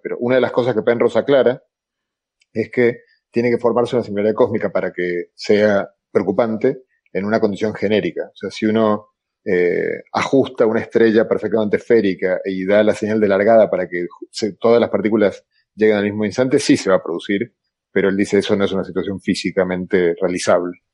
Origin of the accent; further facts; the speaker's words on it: Argentina; accent: Argentine; moved away; also born or lived in Galicia; yo soy argentino como mi acento lata